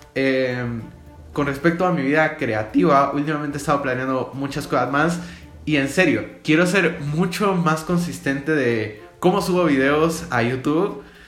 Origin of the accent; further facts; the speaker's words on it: Guatemala; yo soy de Guatemala